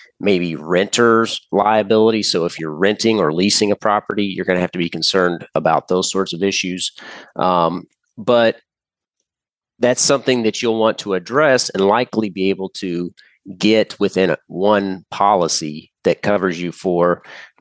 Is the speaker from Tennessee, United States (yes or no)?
no; Indiana, United States; I'm from Indiana